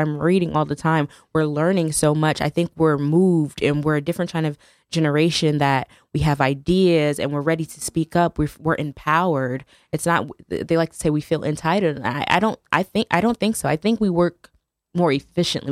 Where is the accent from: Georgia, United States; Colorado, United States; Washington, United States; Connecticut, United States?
Connecticut, United States; New Haven; I'm from New Haven.